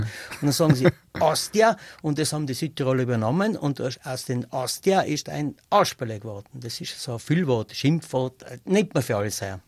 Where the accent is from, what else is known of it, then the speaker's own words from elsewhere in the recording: North Tyrol, Austria; also born or lived in Styria / Ulten Valley, South Tyrol (family origin); Ich bin in Nordtirol aufgewachsen und äh, ich bin da daheim und ich, ich bin am liebsten da daheim